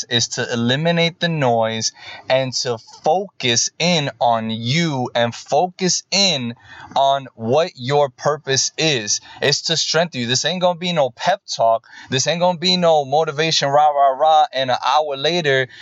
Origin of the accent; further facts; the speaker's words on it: New York, United States; moved away; also born or lived in Boston; I am from Boston. I'm originally from New York. I live here in the United States, born and raised here.